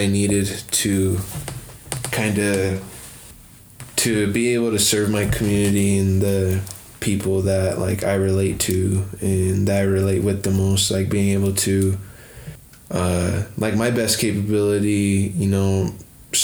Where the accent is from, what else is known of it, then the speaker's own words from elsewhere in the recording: Rosebud Sioux Tribe, South Central South Dakota, United States; moved away as an adult; now in Denver, United States; I am Shichangu Lakota from the Rosebud Sioux Tribe in South Central South Dakota